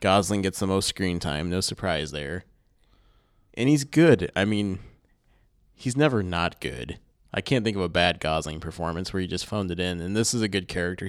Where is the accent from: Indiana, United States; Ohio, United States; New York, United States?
Ohio, United States; Findlay; I grew up in Findlay, Ohio